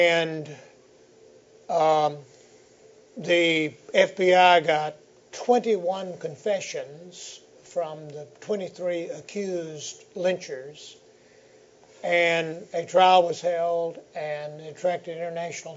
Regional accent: Greenville, South Carolina, United States; I was born in Greenville, South Carolina.

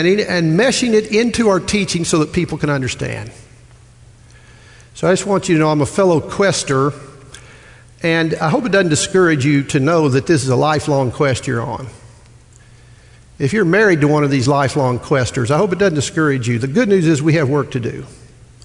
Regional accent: Midwest, United States; moved away; I'm from the Midwest

